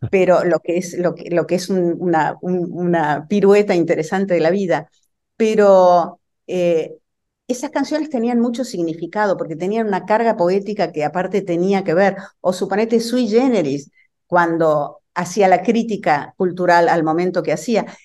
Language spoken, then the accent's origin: Spanish; Argentina; now in Brooklyn, United States